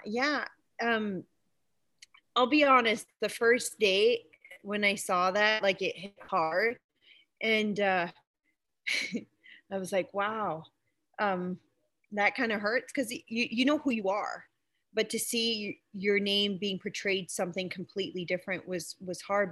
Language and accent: English; East Coast, Canada; moved away; also born or lived in Saskatchewan; I'm originally from the East Coast, so um, I, you can we kind of grow up more liberal there